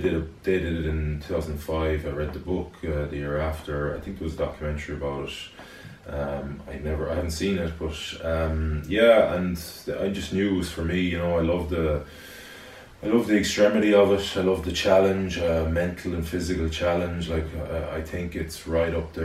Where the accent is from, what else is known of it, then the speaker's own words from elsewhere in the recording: Galway, Connacht, Ireland; I'm from Galway originally, from Renmore. I went to the Bish. I graduated the Bish in 1998